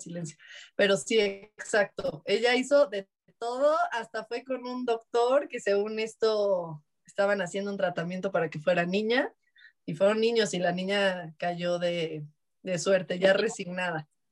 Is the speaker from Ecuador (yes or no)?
no; Mexico; Somos mal hablados los mexicanos